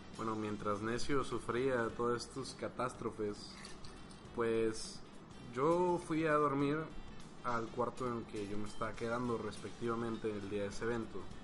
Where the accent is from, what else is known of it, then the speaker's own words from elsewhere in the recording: Guadalajara, Jalisco, Mexico; yo soy un individuo de Guadalajara que anda aquí de paso